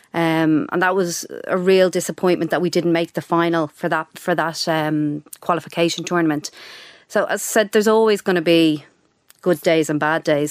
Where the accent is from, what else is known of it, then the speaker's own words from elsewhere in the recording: Dublin, Leinster, Ireland; moved away as an adult; also born or lived in United Kingdom; I grew up in Sandy Mount, went to school in Donnybrook, went to U C D, I'd never really flown the nest